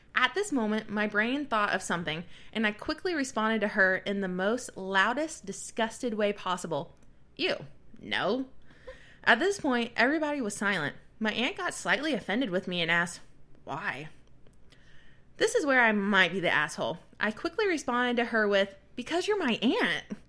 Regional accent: the South, United States; growing up in the South as a woman

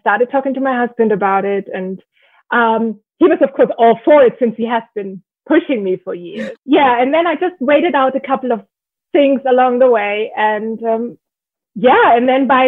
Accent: Germany; moved away as an adult; also born or lived in Ireland; now in Northern Virginia, United States; I live in Northern Virginia, and I'm actually born and raised in Germany. I came to the US about 15-ish years ago after a little stint in Ireland.

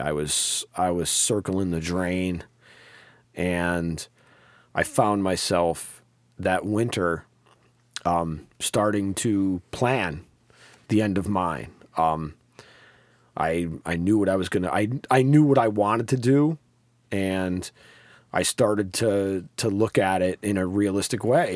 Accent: Troy, New York, United States; I grew up in South Troy

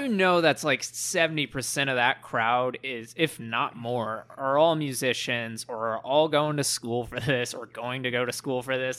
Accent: Plano, Texas, United States; I was raised in Plano.

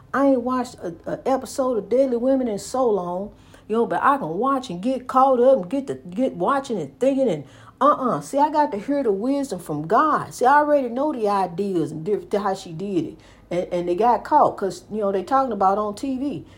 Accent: United States; my hometown. I love my hometown. Saint Louis, East Saint Louis, East Saint Louis, Saint Louis

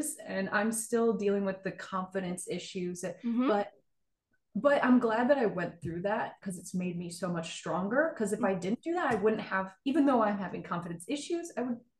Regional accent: Michigan, United States; I'm from Michigan

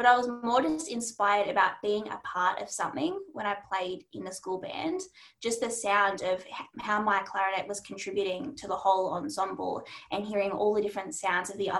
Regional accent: Melbourne, Victoria, Australia; I am a clarinetist from Melbourne

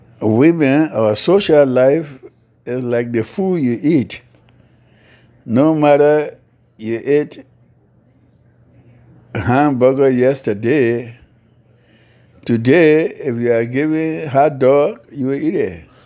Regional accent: Liberia; now in North Carolina, United States; So when I came from Liberia, I came strictly to them in North Carolina and still remain in North Carolina.

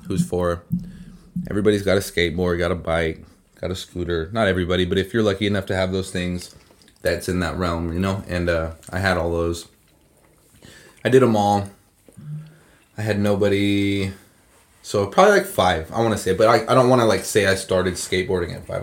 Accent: Redding, California, United States; I grew up on Shasta View

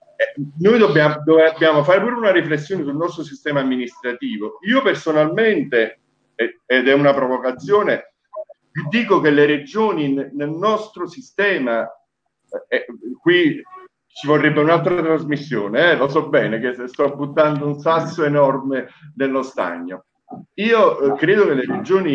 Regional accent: Apulia, Italy; moved away; also born or lived in Naples; io sono nato in Puglia

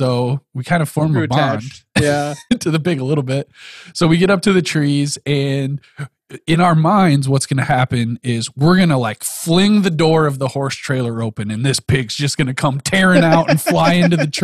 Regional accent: South Dakota, United States; we grew up in South Dakota.

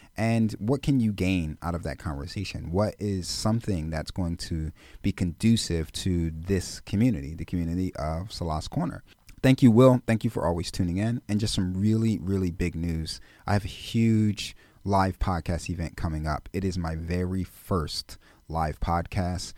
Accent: Philadelphia, Pennsylvania, United States; I'm born and raised in Philadelphia.

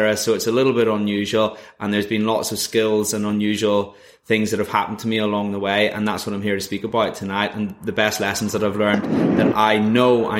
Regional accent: Northern Ireland, United Kingdom; moved away as an adult; also born or lived in Leeds; I'm originally from Northern Ireland.

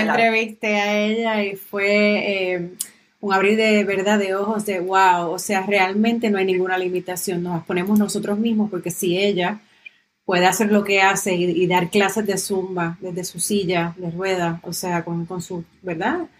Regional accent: Aguadilla, Puerto Rico; Y tú eres de mi pueblo.

